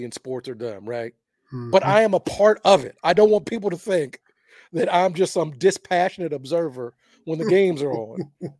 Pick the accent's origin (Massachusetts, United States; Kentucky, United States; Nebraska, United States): Kentucky, United States; Louisville; Louisville's my hometown school. Grew up rooting for the Cards